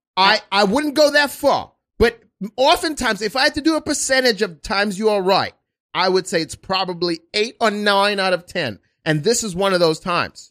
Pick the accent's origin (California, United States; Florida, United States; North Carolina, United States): Florida, United States; now in New York, United States; I went to high school in Florida